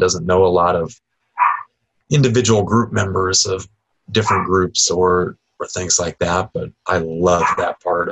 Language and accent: English; Nebraska, United States; now in Southwest Florida, United States; Growing up in the Midwest, I grew up in Nebraska